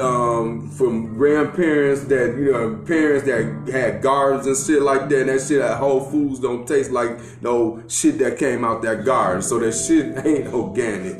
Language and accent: English; Gary, Indiana, United States; me growing up in Gary, Indiana